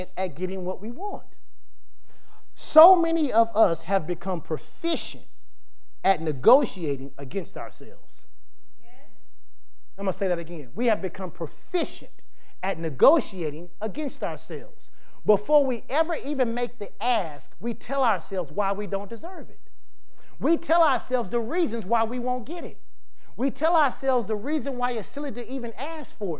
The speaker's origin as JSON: {"language": "English", "region": "the South", "country": "United States", "tie": "born or raised there", "said": "we live in the South, we grew up in the South, it's the Bible Belt."}